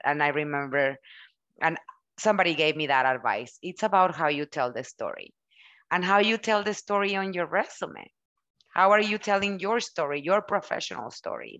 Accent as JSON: {"language": "English", "country": "Mexico", "tie": "born or raised there", "first_language": "Spanish", "second_language": "English", "moved": "yes", "said": "I was born and raised in Mexico. English, it's my second language."}